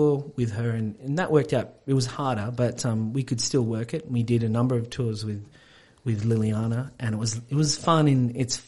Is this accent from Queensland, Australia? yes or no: no; Gunnedah, New South Wales, Australia; moved away as an adult; also born or lived in Sydney / United States; now in Wollongong, Australia; I was from Gunnedah, which is northwest New South Wales, sort of out in the country.